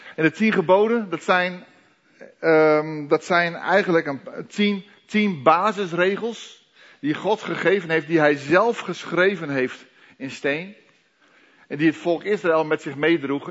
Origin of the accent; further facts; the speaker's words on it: Netherlands; Wij als Nederlanders